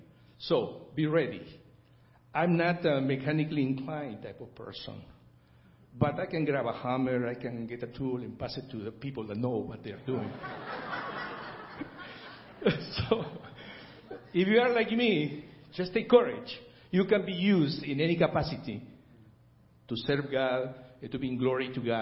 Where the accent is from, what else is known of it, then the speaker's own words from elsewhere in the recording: Peru; now in United States; I am from Peru, South America.